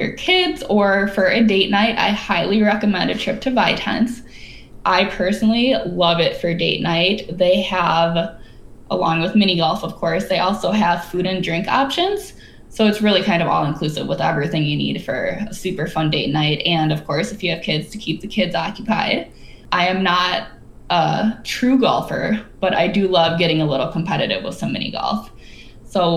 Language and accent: English; Wisconsin, United States; I'm from Wisconsin, my husband's from California.